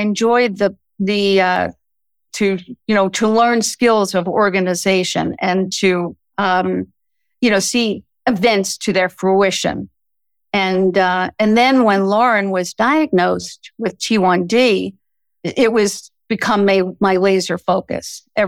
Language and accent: English; Brooklyn, New York, United States; also born or lived in Connecticut; now in Washington, D.C. area, United States; My husband and I grew up in Brooklyn, New York, got married, moved to Connecticut